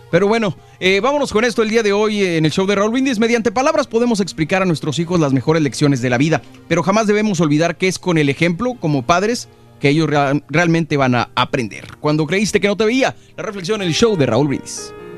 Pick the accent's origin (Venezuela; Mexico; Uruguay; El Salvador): Mexico; now in Los Angeles, United States; los millennials mexicanos